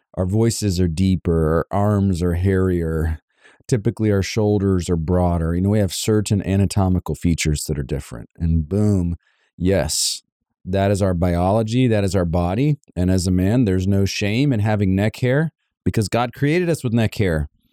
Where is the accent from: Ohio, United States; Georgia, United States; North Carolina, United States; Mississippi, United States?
Georgia, United States; Savannah; moved away; My wife and I are actually from Savannah, Georgia